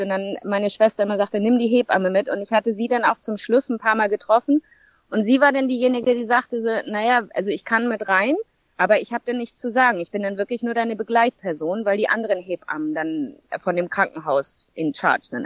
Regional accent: St. Peter-Ording, Schleswig-Holstein, Germany; moved away as an adult; now in Zanzibar, Tanzania; Ich bin ursprünglich aus Norddeutschland, St. Peter-Ording. Dort bin ich geboren und aufgewachsen.

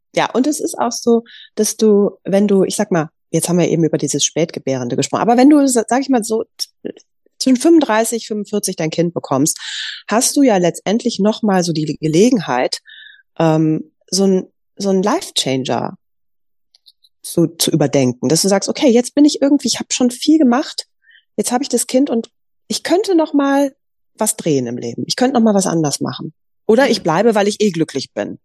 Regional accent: Düsseldorf, North Rhine-Westphalia, Germany; ich komme aus Düsseldorf

